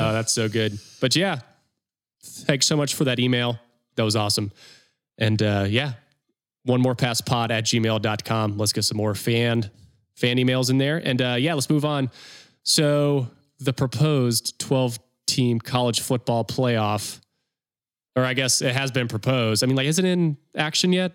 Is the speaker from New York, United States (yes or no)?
no; North Carolina, United States; I'm from North Carolina